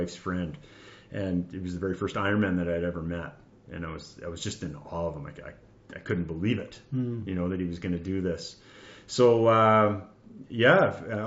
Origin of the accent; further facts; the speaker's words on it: Abbotsford, British Columbia, Canada; now in North Vancouver, Canada; I was born and raised in Abbotsford